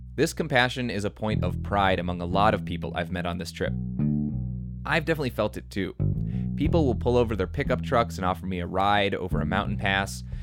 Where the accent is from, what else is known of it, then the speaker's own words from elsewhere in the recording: Washington, District of Columbia, United States; I'm from Washington, D.C.